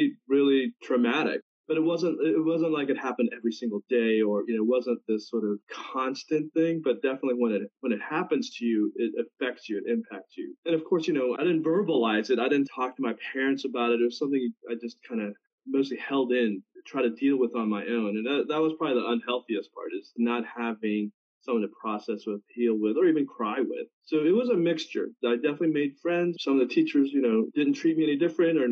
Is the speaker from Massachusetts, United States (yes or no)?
no; Houston, Texas, United States; also born or lived in South Korea; I immigrated from Korea when I was 7. I was just about to turn 8. First arrived in California, and that was sort of an entry point, and saw some family, and then settled in Houston, Texas, where aunt and uncle lived. And my uncle was a NASA engineer, so they sponsored us. So grew up in Houston